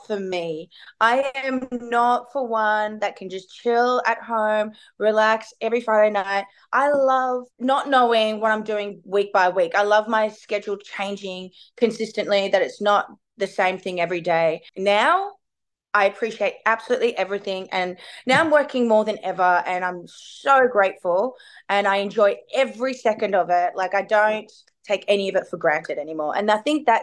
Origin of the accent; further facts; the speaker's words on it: Melbourne, Victoria, Australia; I'm from Melbourne